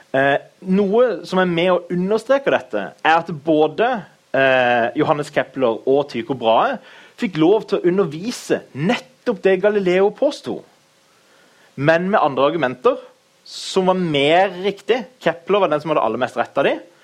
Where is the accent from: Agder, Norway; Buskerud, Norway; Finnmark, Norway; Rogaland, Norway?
Agder, Norway; Kristiansand; Jeg er fra Kristiansand, født og oppvokst.